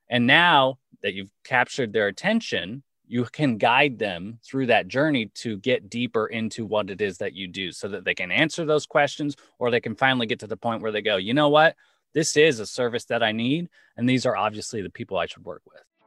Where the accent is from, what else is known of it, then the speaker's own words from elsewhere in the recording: Los Angeles, California, United States; now in New York, United States; Los Angeles, born and raised, currently living in New York with my family